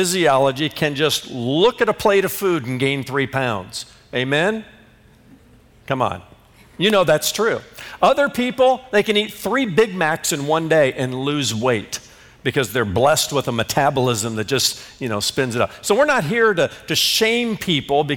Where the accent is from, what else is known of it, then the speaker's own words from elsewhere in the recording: Indiana, United States; growing up in Indiana